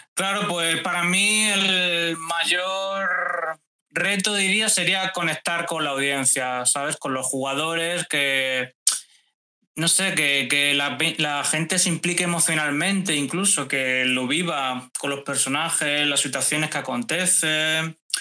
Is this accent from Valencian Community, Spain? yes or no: yes; Valencia, Valencian Community, Spain; de Valencia, una ciudad aquí de España